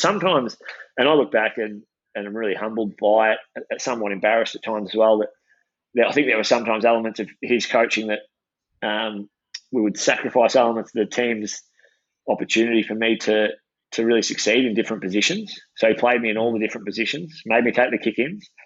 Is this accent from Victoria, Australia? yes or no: yes; Shepparton, Victoria, Australia; like most kids from the country um, or regional Victoria, I grew up in Shepparton.